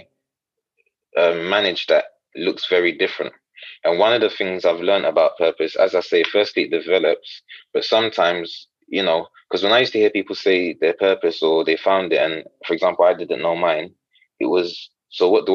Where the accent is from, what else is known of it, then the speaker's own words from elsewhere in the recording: Ghana; moved away; I'm Ghanaian originally, and sometimes sort of faith is, or religion is mixed in the culture